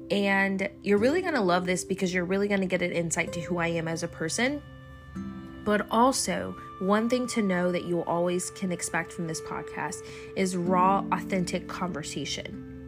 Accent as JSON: {"language": "English", "town": "Fort Riley", "region": "Kansas", "country": "United States", "tie": "born there", "also_born_or_lived": "Germany", "said": "So I was born in Fort Riley, Kansas. It's a small town in Kansas. And both my parents were in the military. They were both Army. And so I spent my life all over the world."}